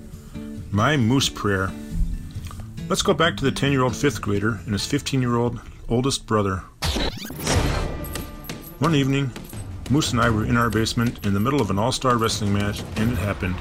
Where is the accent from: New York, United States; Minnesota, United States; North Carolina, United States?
Minnesota, United States; Bloomington; growing up in Bloomington, Minnesota